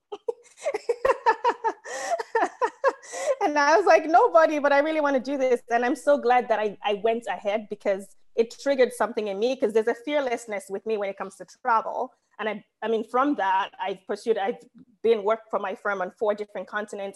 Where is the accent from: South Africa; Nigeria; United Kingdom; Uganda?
Nigeria; moved away as an adult; now in United States; I'm Nigerian, but I've lived in America for half my life